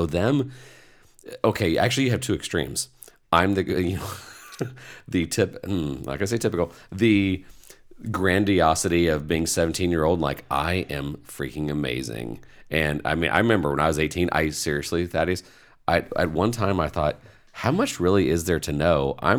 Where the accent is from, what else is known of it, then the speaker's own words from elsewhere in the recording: Indiana, United States; I was raised in Indiana.